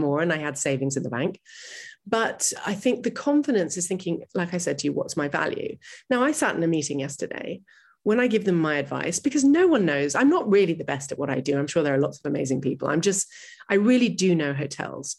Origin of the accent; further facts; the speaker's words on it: New York City, New York, United States; I grew up in New York City